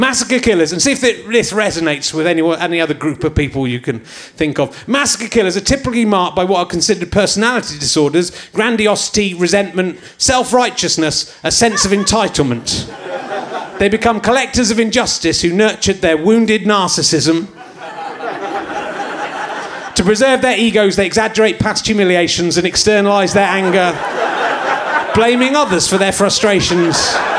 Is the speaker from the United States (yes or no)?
no; England, United Kingdom; accent: English; I'm speaking in my English accent